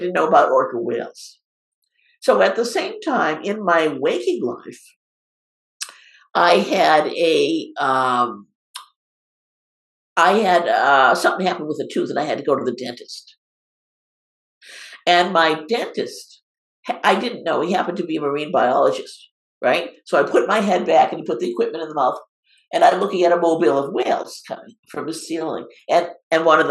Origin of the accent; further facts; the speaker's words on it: Cape Cod, Massachusetts, United States; moved away; also born or lived in West Coast; I was raised on Cape Cod on the ocean on the East Coast